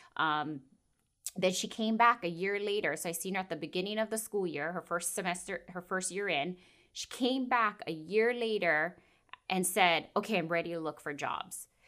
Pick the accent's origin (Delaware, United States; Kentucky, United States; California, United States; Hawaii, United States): Hawaii, United States; Kauai; it's not very unique on this island, but I'm born and raised here.